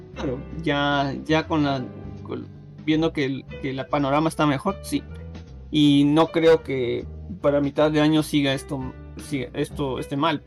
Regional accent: Peru

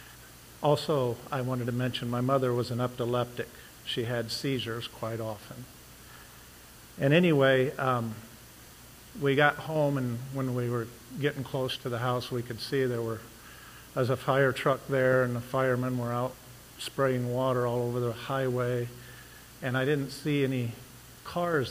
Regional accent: Ohio, United States; also born or lived in Lima, Ohio / Texas / Cecil, Ohio; I'm originally from Ohio. I was born in Lima and went to Antwerp School. But when I was 13, well, it's about 11, we moved back up here from Texas

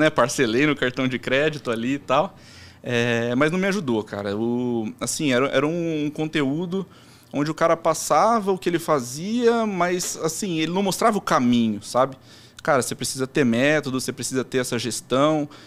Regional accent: Americana, São Paulo, Brazil; Mas eu, eu nasci e moro lá em Americana até hoje.

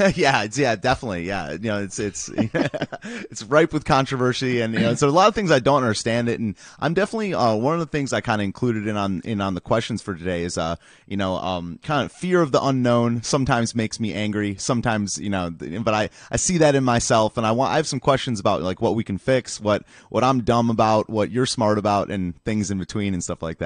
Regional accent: Michigan, United States; moved away; also born or lived in East Lansing; I'm from Michigan originally

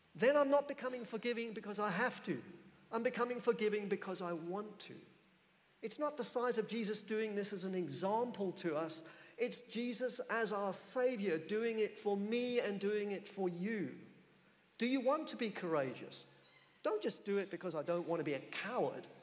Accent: England, United Kingdom; I'm an Englishman

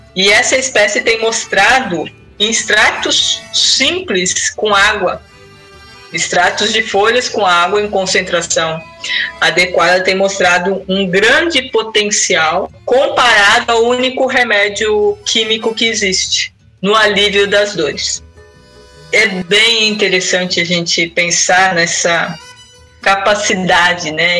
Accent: São Paulo, Brazil; moved away; Eu venho de São Paulo

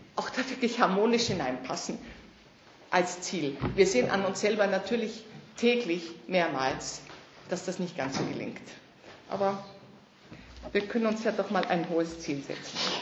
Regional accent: Germany; Also ich bin in Deutschland aufgewachsen

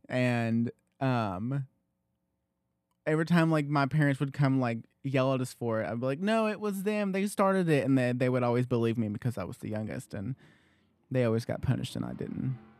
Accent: Loudon, Tennessee, United States; I was born in the Loudon, h, there was a hospital in Loudon

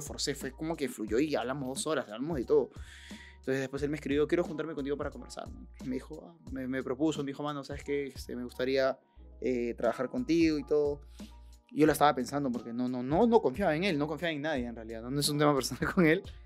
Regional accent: Lima, Peru; yo nací en el Rima, que un callejón pues, este, de lo más peligroso

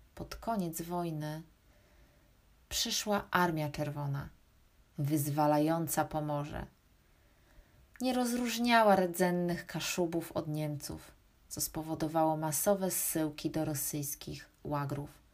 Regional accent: Gdańsk, Pomeranian Voivodeship, Poland; Jestem kaszubką z Gdańska

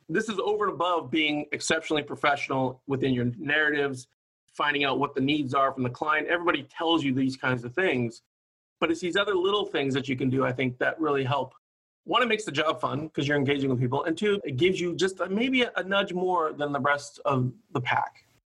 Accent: Hawaii, United States; also born or lived in Oakland, California; now in Sacramento, United States; I grew up in Hawaii

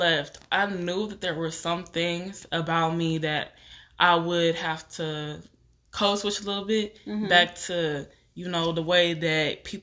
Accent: Texas, United States; moved away as an adult; also born or lived in Nashville, Tennessee; I moved all the way from Texas to Tennessee

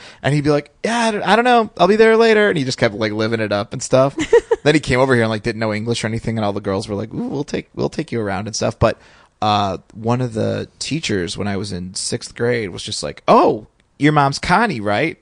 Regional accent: Indiana, United States; I grew up in Indiana

